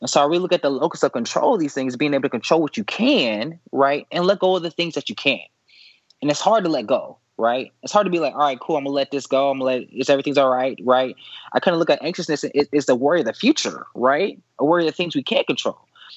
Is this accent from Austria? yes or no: no; Dallas, Texas, United States; I'm from Dallas, Texas. And so I grew up in the South.